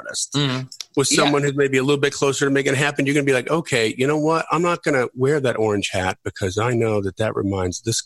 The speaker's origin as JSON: {"language": "English", "region": "Wisconsin", "country": "United States", "moved": "yes", "lives_now": "Nashville, United States", "said": "their version of Delvin, Wisconsin, where I came from"}